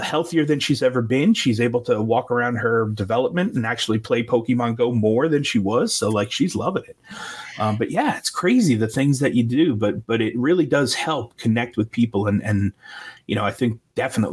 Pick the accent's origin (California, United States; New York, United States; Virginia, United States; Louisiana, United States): New York, United States; moved away; I'm from New York originally